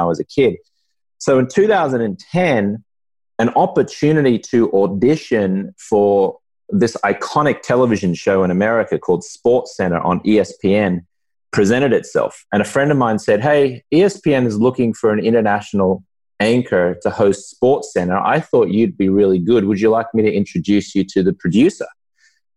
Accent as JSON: {"language": "English", "town": "Brisbane", "region": "Queensland", "country": "Australia", "tie": "born or raised there", "also_born_or_lived": "Los Angeles", "moved": "as an adult", "lives_now": "United States", "said": "I grew up in Brisbane, Australia, which is on the East Coast"}